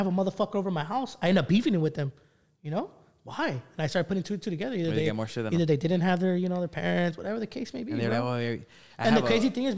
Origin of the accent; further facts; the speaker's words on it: Norwalk, California, United States; where I grew up in Norwalk